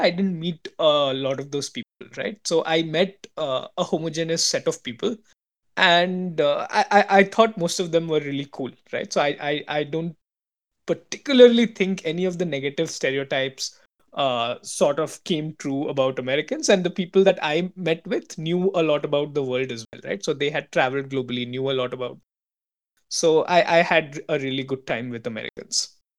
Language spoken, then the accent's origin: English; India; moved away; also born or lived in San Francisco; as an Indian